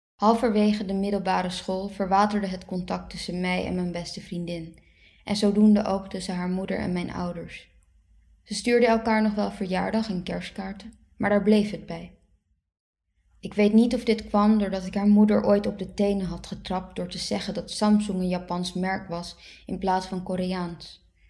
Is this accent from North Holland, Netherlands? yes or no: yes; Haarlem, North Holland, Netherlands; first language Dutch; Ik ben geboren in Haarlem in 1990